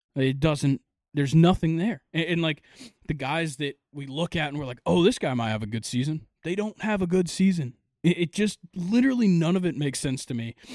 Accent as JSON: {"language": "English", "region": "Georgia", "country": "United States", "said": "I'm from Georgia"}